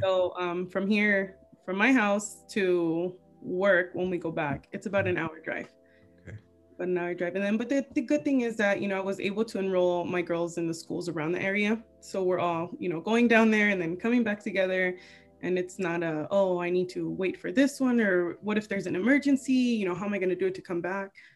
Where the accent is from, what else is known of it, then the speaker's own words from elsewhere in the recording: Wilmington, United States; moved away as an adult; now in Palmdale, United States; originally I'm um, you know from Wilmington